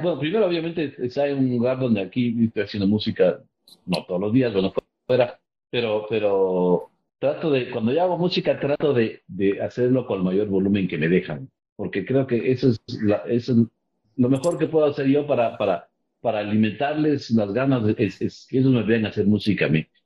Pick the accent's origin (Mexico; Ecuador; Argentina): Ecuador; moved away; also born or lived in Miami; soy fuera del Ecuador